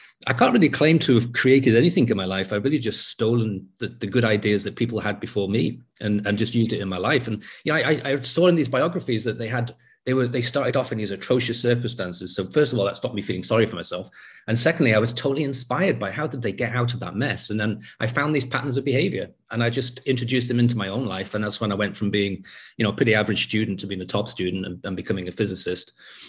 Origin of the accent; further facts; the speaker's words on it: England, United Kingdom; also born or lived in North Wales; I was living in a place where the English weren't welcome anymore. And being English in that place was, you know, like having a sort of target on my back.